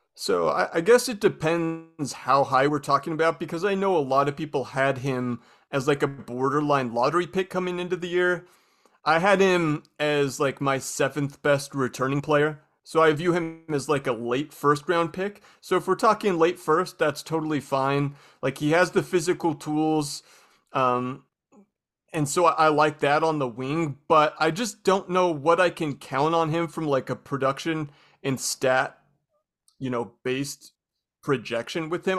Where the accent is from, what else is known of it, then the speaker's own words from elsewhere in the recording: Spokane, Washington, United States; I'm from Spokane